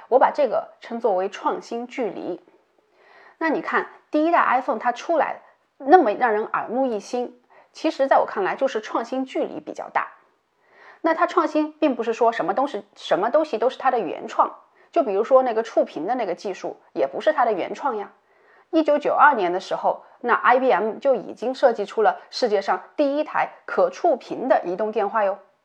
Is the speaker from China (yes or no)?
yes; China; 我们中国人